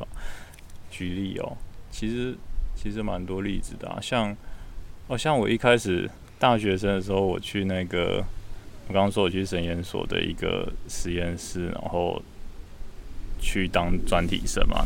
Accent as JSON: {"language": "Chinese", "country": "Taiwan", "moved": "as an adult", "lives_now": "Cambridge, United Kingdom", "said": "我以前在台湾"}